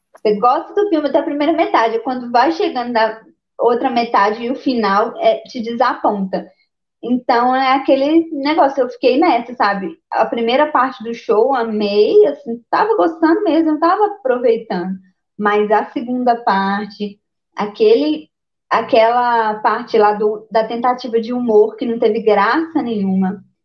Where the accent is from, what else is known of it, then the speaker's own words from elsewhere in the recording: Minas Gerais, Brazil; eu sou mineira